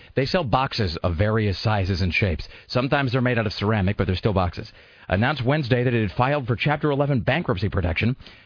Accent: Kennewick, Washington, United States; when I was growing up in Kennewick

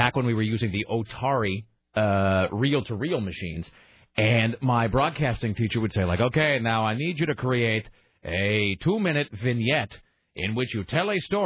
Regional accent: Kennewick, Washington, United States; I'm from Kennewick

